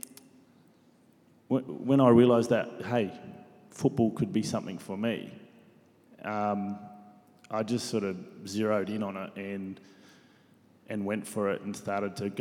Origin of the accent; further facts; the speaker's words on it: Salisbury, South Australia, Australia; growing up in Salisbury with nothing.